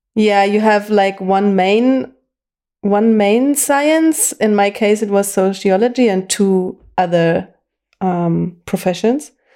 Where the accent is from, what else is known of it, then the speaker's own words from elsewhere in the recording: Bavaria, Germany; English is a second language; also born or lived in former East Germany; my whole school education and university I received here in Bavaria